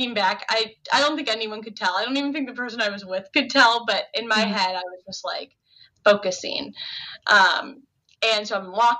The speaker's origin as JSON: {"language": "English", "region": "Ohio", "country": "United States", "tie": "born or raised there", "also_born_or_lived": "Chicago, Illinois", "moved": "as an adult", "said": "I had just recently moved back. I was about to my hometown from Chicago. So I moved back to Ohio"}